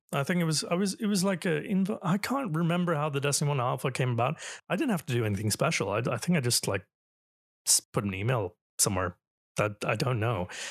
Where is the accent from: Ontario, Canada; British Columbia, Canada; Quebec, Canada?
Ontario, Canada; Toronto; Canada. Toronto